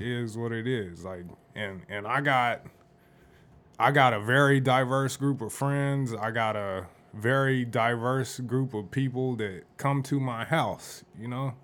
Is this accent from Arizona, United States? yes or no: yes; Phoenix, Arizona, United States; I grew up here and the different places that I lived in the valley